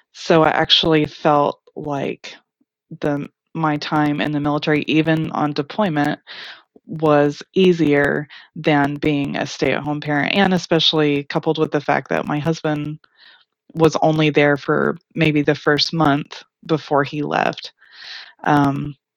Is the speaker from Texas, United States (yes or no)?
yes; Irving, Texas, United States; I am from Irving, Texas, which is a large suburb of Dallas